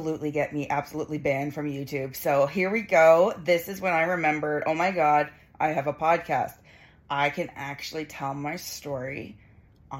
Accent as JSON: {"language": "English", "country": "Canada", "said": "I'm Canadian"}